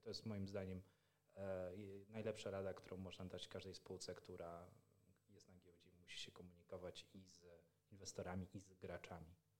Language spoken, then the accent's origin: Polish; Poland; mówimy po polsku, bo jesteśmy z Polski